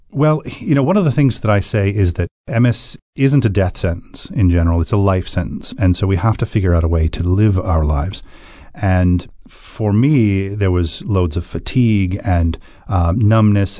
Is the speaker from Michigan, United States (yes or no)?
yes; Michigan, United States; moved away as an adult; now in Ireland; I grew up in a very white-bread time in a homogeneous little city in Michigan